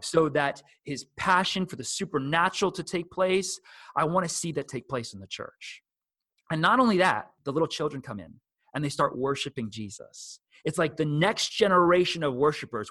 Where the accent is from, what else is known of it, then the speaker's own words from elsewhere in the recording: New Jersey, United States; I'm from New Jersey